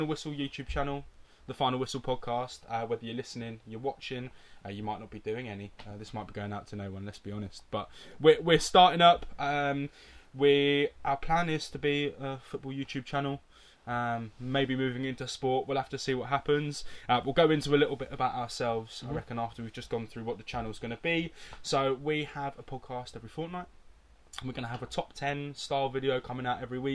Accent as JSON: {"language": "English", "town": "Cambridge", "region": "East of England", "country": "United Kingdom", "said": "I'm 23. I'm from Cambridge"}